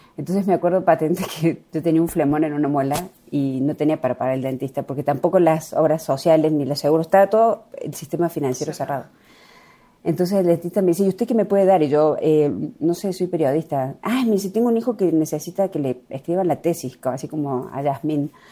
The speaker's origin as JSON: {"language": "Spanish", "town": "La Cumbre", "region": "Córdoba", "country": "Argentina", "said": "soy de un pueblo muy pequeñito que se llama La Cumbre"}